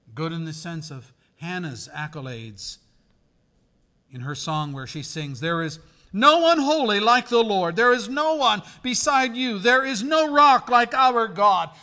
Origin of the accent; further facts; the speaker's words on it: Pennsylvania, United States; I'm from Pennsylvania